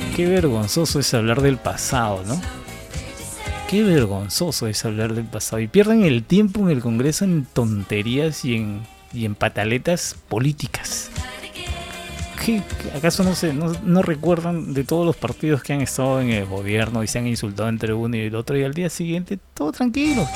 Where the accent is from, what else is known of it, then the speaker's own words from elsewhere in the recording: Peru; nosotros como peruanos